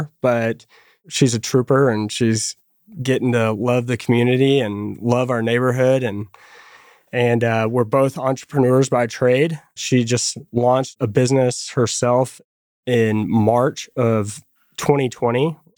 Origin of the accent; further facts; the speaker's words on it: Fort Worth, Texas, United States; Yeah. So born and raised here in Fort Worth, Texas.